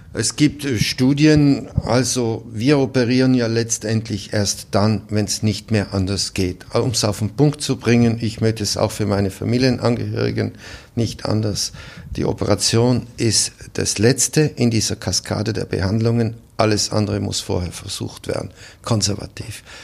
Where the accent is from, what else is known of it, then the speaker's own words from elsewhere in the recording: South Tyrol, Trentino-Alto Adige, Italy; moved away as an adult; also born or lived in Cleveland, Ohio, United States; now in Salzburg, Austria; in meiner Heimat in Südtirol